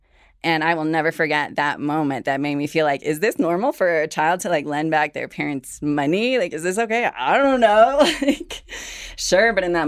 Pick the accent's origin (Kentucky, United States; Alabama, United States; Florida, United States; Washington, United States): Washington, United States; also born or lived in Morelia, Mexico; I grew up as an undocumented immigrant. I was born in Morelia, Michoacán, was raised in rural Washington State, and just witnessed a lot of tension at home.